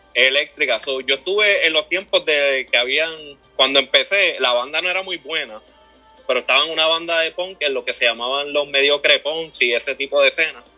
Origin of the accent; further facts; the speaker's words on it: Toa Baja, Puerto Rico; yo me crié en, en Levitown, por allá toda baja